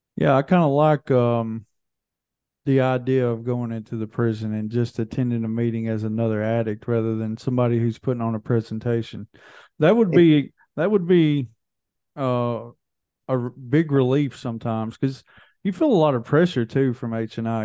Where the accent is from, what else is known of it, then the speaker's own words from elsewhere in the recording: Hohenwald, Tennessee, United States; we're from Hohenwald, which everybody calls Hole in the Wall